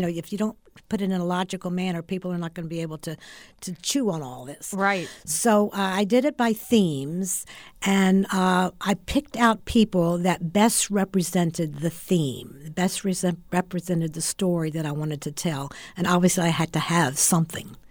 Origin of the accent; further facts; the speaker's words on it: West Virginia, United States; moved away as an adult; also born or lived in Orlando, Florida; now in Florida, United States; I was originally from West Virginia and um, moved to Florida